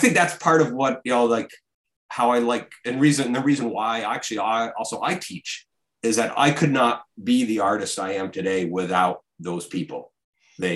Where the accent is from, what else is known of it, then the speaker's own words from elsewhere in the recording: Vermont, United States; moved away as an adult; now in Brooklyn, United States; First half of my life now is in Vermont. The other half is here in Brooklyn.